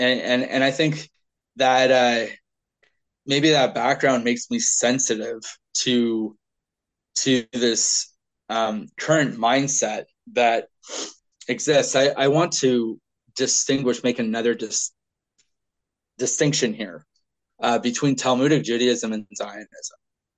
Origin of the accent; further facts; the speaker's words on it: Scotland, United Kingdom; I can't say because I'm Scottish, however I respond, the ends justify the means.